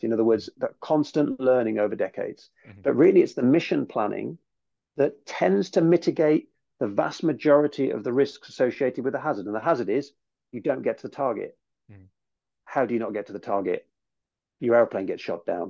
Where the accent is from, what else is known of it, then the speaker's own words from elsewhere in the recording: United Kingdom; also born or lived in United States; as a Brit